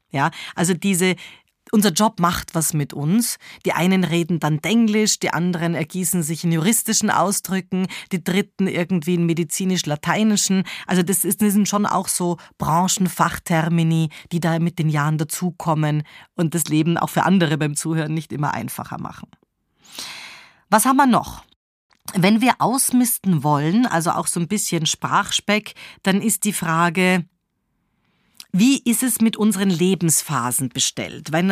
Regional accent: Switzerland; weil ich als Schweizerin Sätze oft mit oder beende.

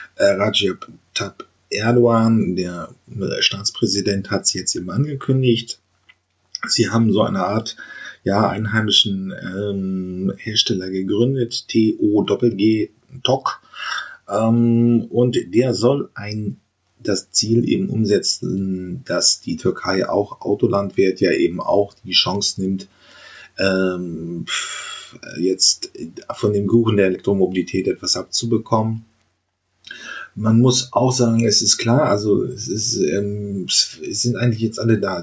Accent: Germany; wir Deutschen

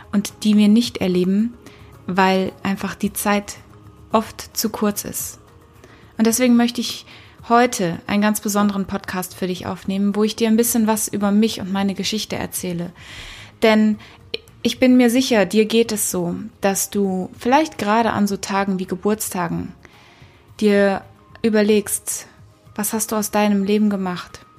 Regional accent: Kenya; Ich bin in Afrika geboren und aufgewachsen. Und nicht in Südafrika, wie so viele denken, sondern in Kenia, in Ostafrika, in den 80ern

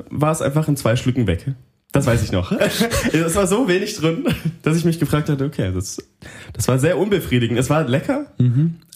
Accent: Bavaria, Germany; Russisch ist ganz schlimm für mich als Franke.

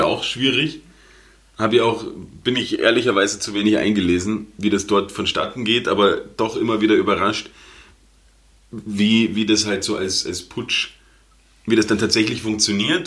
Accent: Germany; now in Austria; als Deutscher in Österreich

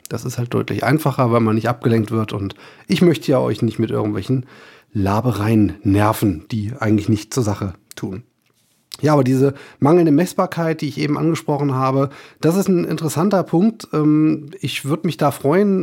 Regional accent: Germany; bei uns in Deutschland

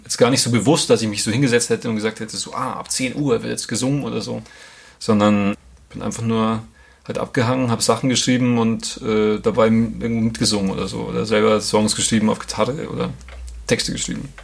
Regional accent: Grassau, Bavaria, Germany; moved away as an adult; now in Munich, Germany; Grasau, es ist eh cool, wo ich herkomme

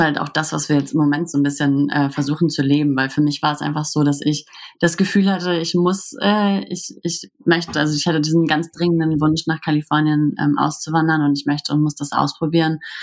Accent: Hamburg, Germany; wir kommen ja aus Hamburg

